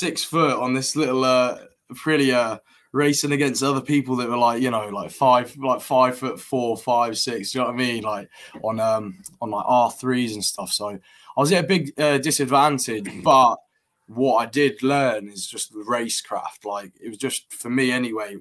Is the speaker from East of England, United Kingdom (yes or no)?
yes; Peterborough, East of England, United Kingdom; also born or lived in Colorado; I'm from Peterborough